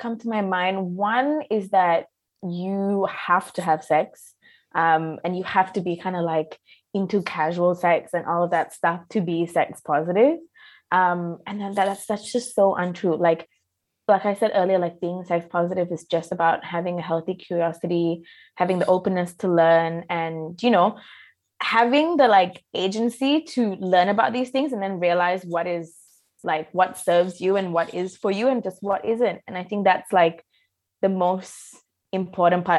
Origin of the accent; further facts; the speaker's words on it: Malaysia; I grew up in Malaysia